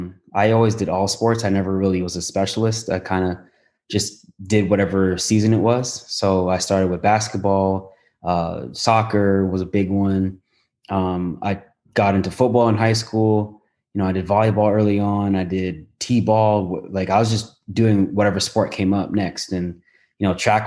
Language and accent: English; Toronto, Ontario, Canada; moved away as an adult; also born or lived in Southern California; I'm a guy from Toronto